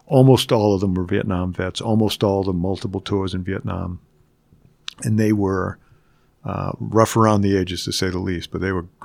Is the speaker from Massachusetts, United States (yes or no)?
yes; Boston, Massachusetts, United States; I grew up in Boston, very working class, Irish, mostly Catholic neighborhood.